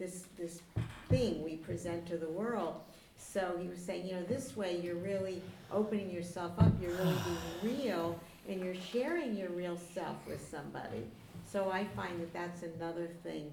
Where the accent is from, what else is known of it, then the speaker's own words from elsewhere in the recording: Midwest, United States; in the Midwest, I'm from the Midwest, we talk slow.